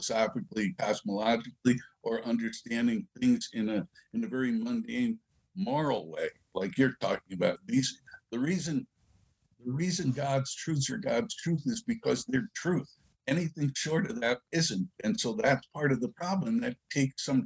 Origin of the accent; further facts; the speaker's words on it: New York City, New York, United States; I was from the Bronx